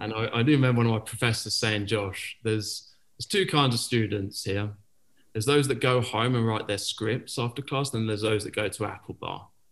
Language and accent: English; Penzance, South West England, United Kingdom; moved away as an adult; also born or lived in New York; I grew up in Penzance, Cornwall, and not a lot of filmmakers come out there